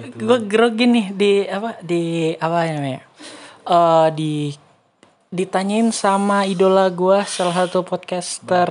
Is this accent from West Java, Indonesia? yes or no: yes; West Java, Indonesia; gua dari Jawa Barat